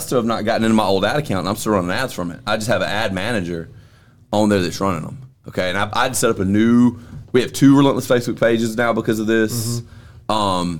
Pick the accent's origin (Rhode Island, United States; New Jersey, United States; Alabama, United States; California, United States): Alabama, United States; Yeah, we're both from Alabama.